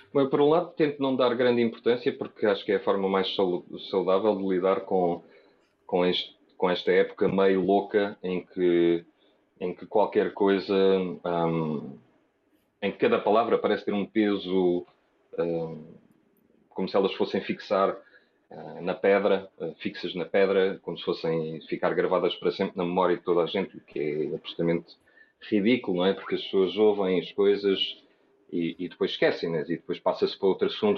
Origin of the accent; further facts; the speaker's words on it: Portugal; sou português